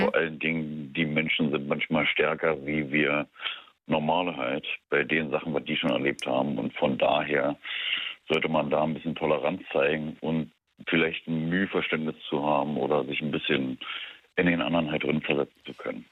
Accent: Brandenburg, Germany; now in Berlin, Germany; zugezogen eigentlich Brandenburger

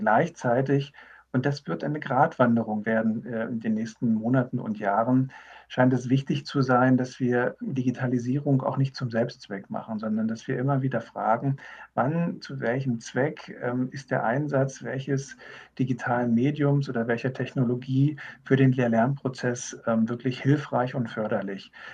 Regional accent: Havelland, Brandenburg, Germany; bin ich im Havelland geboren und äh, mag diese, diese Region

